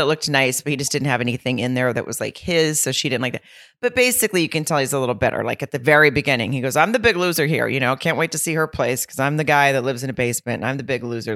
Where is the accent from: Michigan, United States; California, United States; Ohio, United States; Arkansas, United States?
Arkansas, United States; Lowell; moved away; I'll be in Arkansas in Lowell slash Rogers at the Grove Comedy Club. And that's my hometown